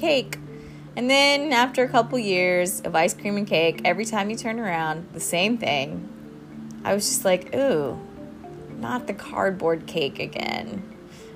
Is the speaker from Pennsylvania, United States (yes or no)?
no; South Carolina, United States; now in Thailand; I'm from South Carolina